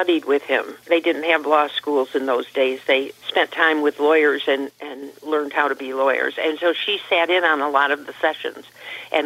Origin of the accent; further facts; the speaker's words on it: Johnstown, New York, United States; moved away; I grew up in Johnstown, and then okay. I was gone for like 40 years, and now I'm back